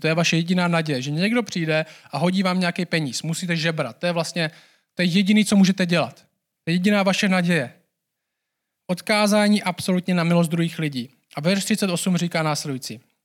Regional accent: Czechia; my jako Češi

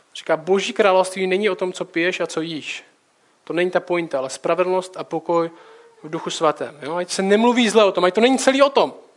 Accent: Czechia; jsme Češi

